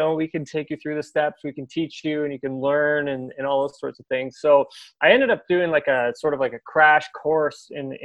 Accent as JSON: {"language": "English", "town": "Peterborough", "region": "Ontario", "country": "Canada", "tie": "born or raised there", "said": "moved back to my hometown, which is Peterborough"}